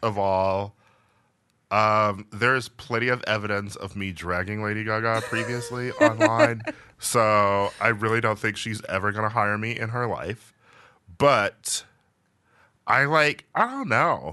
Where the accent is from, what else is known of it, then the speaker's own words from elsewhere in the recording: Milwaukee, Wisconsin, United States; I'm from Milwaukee, which is not the South, but it's, like, the Midwest. And, you know, I grew up around some barns